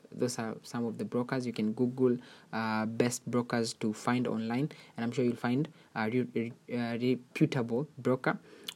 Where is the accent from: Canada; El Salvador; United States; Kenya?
Kenya; your favorite Kenyan YouTuber